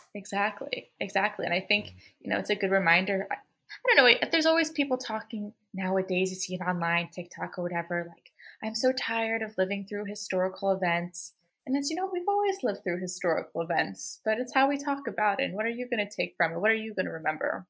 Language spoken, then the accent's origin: English; Baltimore, Maryland, United States; I'm from Baltimore